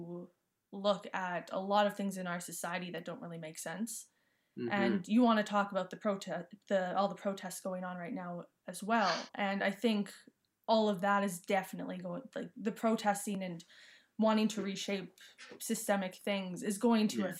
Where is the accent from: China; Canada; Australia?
Canada; Saskatchewan; moved away as an adult; also born or lived in Edmonton; I'm from Saskatchewan, came here for university